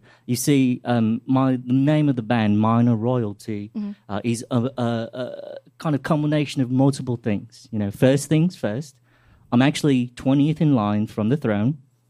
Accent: Kensington, London, United Kingdom; Well, you see, I'm from Kensington, which is in England, mm-hmm. right?

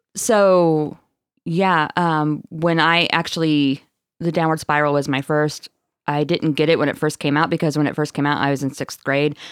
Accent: Marshfield, Missouri, United States; I'm from Marshfield, Missouri

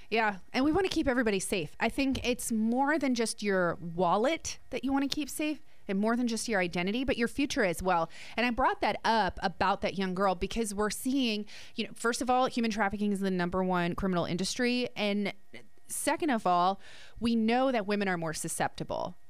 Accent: New Jersey, United States; I'm from Jersey

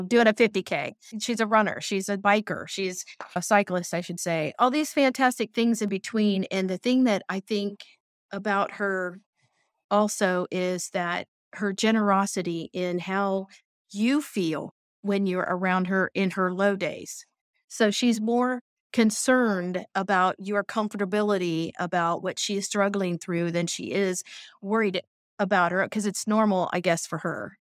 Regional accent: Tipp City, Ohio, United States; I'm from Tip City, Ohio

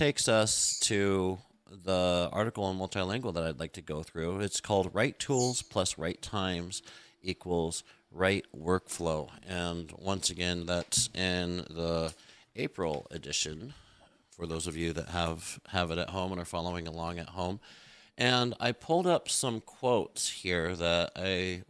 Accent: United States; being an American is, growing up, like only the weird drama kids watched foreign films

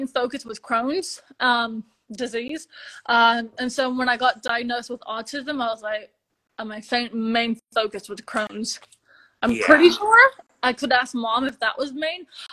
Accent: Texas, United States; also born or lived in Bucharest, Romania; I moved to Texas when I was very young, like 5 to 4 years old, which was really lovely. I'm a true Texan

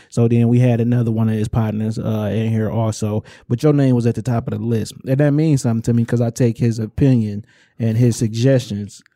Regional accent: Inkster, Michigan, United States; I'm from Inkster.

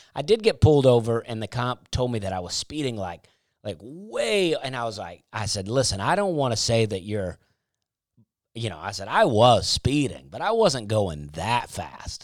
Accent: Alabama, United States; I grew up in Alabama

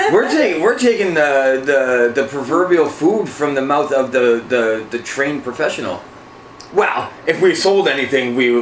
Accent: Winnipeg, Manitoba, Canada; We're from Winnipeg.

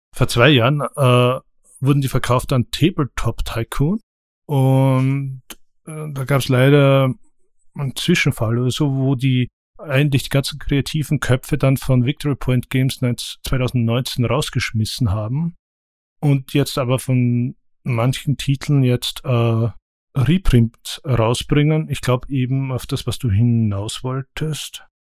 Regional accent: Austria; als Österreicher

